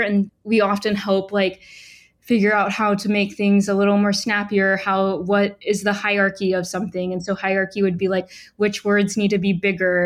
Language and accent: English; Huntsville, Alabama, United States; moved away as an adult; also born or lived in Portland, Oregon; I grew up in Huntsville, Alabama.